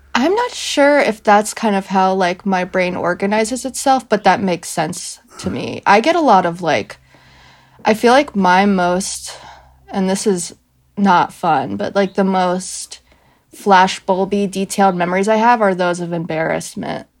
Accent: Greensboro, North Carolina, United States; I'm from Greensboro, North Carolina

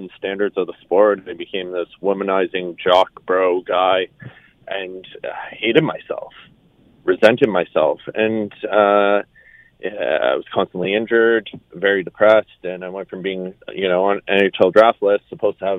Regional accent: Sudbury, Ontario, Canada; I'm originally from Sudbury, and I moved back there

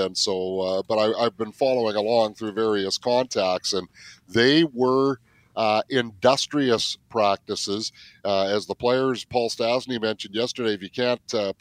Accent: West Coast, British Columbia, Canada; now in Manitoba, Canada; I grew up on the West Coast. Manitoba's my home now

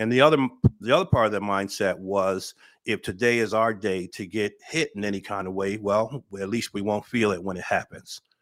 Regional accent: Paterson, New Jersey, United States; moved away as an adult; I'm originally, uh, born and raised in Patterson, New Jersey

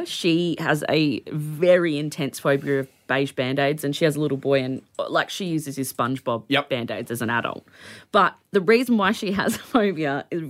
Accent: Australia; born or raised there

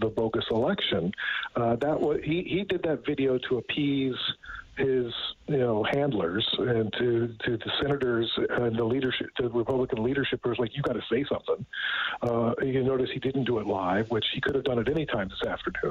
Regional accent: United States; moved away as an adult; now in Canada; I grew up a very proud American

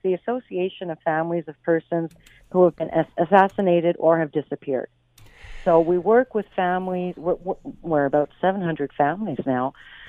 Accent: Quebec, Canada; You know, you were saying we're from Quebec.

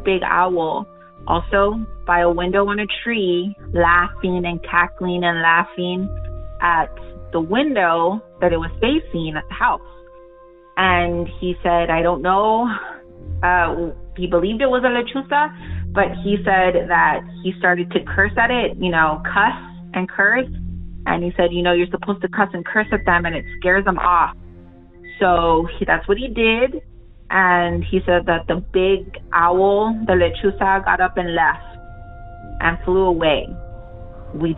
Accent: Texas, United States; I'm from Texas

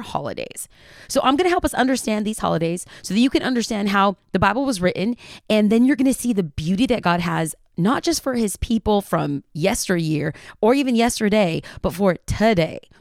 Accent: United States; I'm from the United States of America

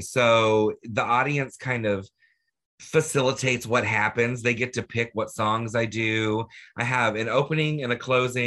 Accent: Orlando, Florida, United States; I grew up in Orlando

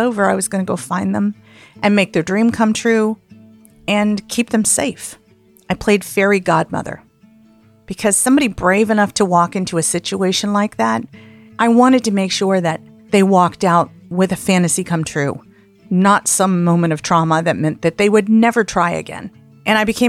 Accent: the South, United States; moved away as an adult; also born or lived in Blue Ridge Mountains of Virginia / Atlanta; now in San Francisco, United States; I grew up in the South

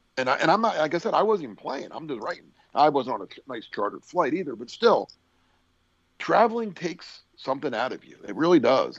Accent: Philadelphia, Pennsylvania, United States; I'm coming from Philly

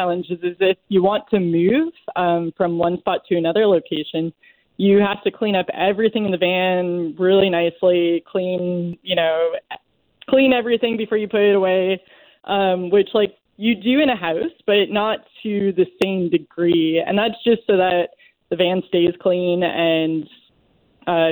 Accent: the East, East Coast, United States; I'm from the East

